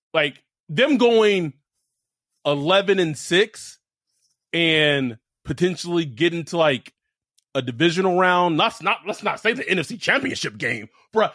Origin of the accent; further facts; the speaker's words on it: Texas, United States; moved away; also born or lived in Los Angeles; I was born in Texas. I, I grew up around Cowboys fans in the 90s